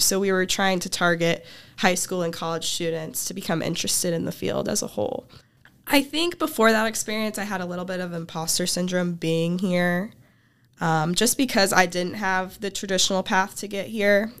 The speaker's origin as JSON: {"language": "English", "town": "Tuscola", "region": "Illinois", "country": "United States", "said": "I'm from Tuscola, Illinois, about thirty minutes south of campus."}